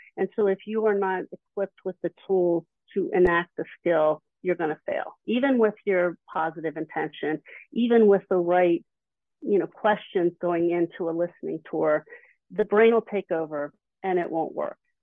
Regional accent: Philadelphia, Pennsylvania, United States; I'm from the Philly area

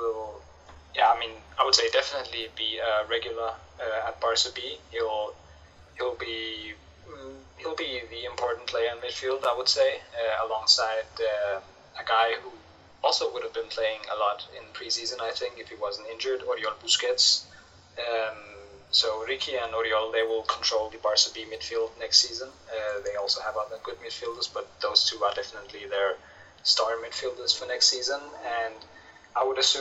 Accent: Denmark; I'm from Denmark

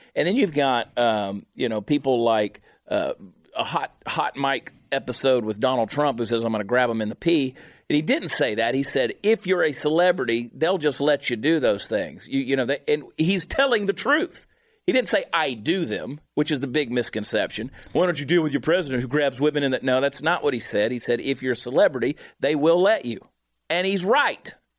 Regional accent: Augusta, Georgia, United States; moved away; my hometown of Augusta, Georgia.

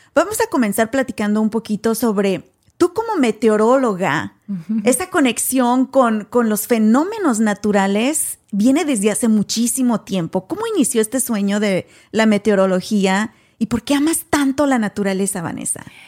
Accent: Mexico; now in United States; México, por ejemplo, de donde yo soy originaria

